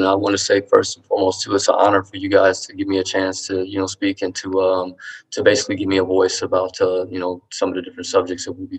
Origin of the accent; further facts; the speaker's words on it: Ohio, United States; also born or lived in Colorado Springs; now in Colorado, United States; I'm originally from Ohio, but my father lived in Colorado Springs at the time, where I actually had lived some years before I went to high school in Colorado Springs.